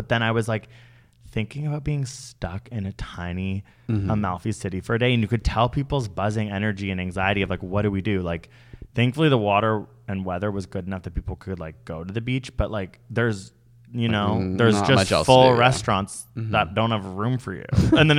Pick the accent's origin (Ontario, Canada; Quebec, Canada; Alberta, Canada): Ontario, Canada; Toronto; Being like, oh my God, I'm so stressed with the TTC getting to and from my work because I'm from Toronto.